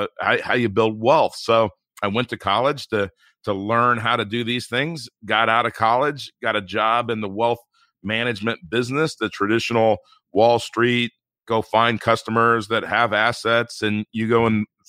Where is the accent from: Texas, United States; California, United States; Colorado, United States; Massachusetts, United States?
California, United States; Inglewood; I grew up in Inglewood, California, and it's an inner city part of Los Angeles, and we really didn't have anything.